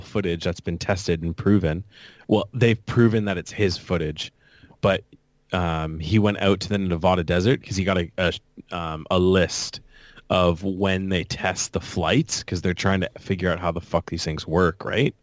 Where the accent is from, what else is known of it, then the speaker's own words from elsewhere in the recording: Canada; proud to be Canadian